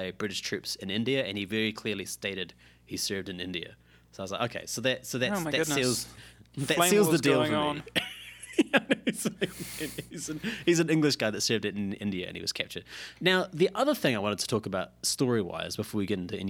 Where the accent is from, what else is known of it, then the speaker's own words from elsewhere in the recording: New Zealand; being a New Zealander myself